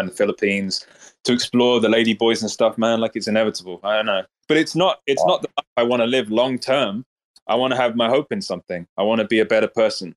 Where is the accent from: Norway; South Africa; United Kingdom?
Norway; I'm from Norway.